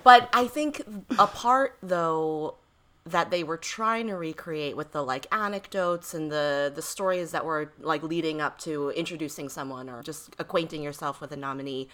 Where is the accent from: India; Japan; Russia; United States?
United States; East Coast; I grew up on the East Coast